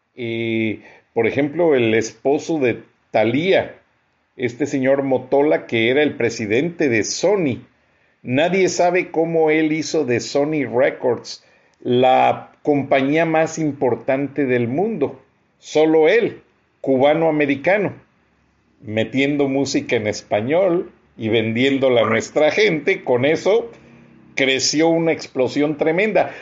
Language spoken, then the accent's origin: Spanish; Mexico; now in Atlanta, United States